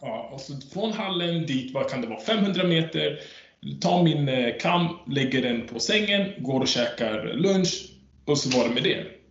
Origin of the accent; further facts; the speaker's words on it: Sweden; Jag är född i Sverige